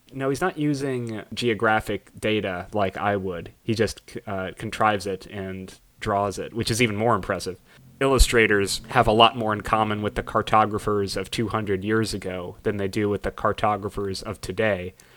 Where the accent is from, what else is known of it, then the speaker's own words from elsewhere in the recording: Los Angeles, California, United States; I grew up in Los Angeles. That's where my family's from